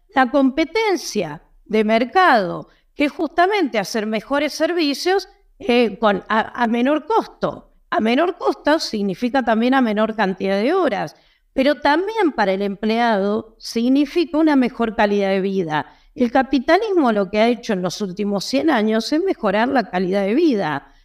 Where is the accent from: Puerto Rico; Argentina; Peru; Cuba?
Argentina; Yo soy argentina